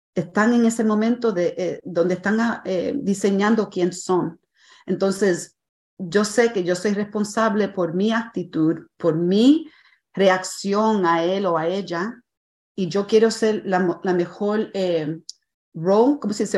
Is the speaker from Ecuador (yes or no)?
no; Puerto Rico; a veces soy puertorriqueña